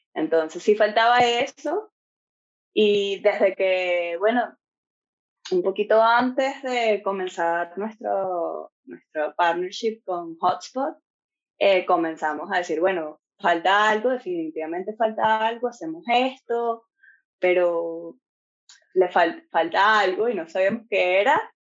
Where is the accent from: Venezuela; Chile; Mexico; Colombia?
Venezuela; moved away as an adult; now in Ireland; los dos somos de Venezuela